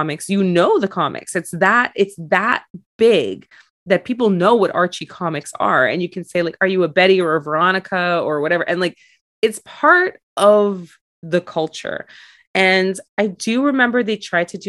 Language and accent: English; Montreal, Quebec, Canada; I grew up in Montreal